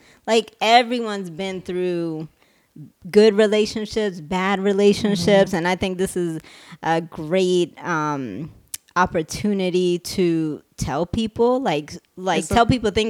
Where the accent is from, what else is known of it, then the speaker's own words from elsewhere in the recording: Vieques, Puerto Rico; also born or lived in Santurce; I was born in Santurce, Puerto Rico, but I'm from Vieques.